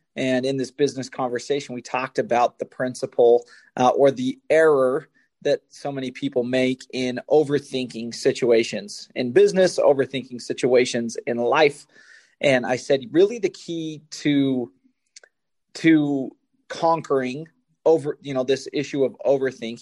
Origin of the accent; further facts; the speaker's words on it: Spanish Fork, Utah, United States; Spanish Fork, Utah, my hometown.